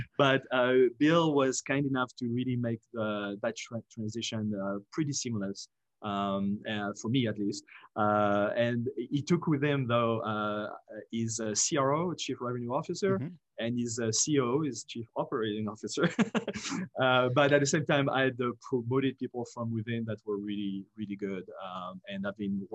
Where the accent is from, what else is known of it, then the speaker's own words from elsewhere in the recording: France; English is a second language; moved away as an adult; also born or lived in Paris / United States; I grew up in France, went to business school in the US after college in Paris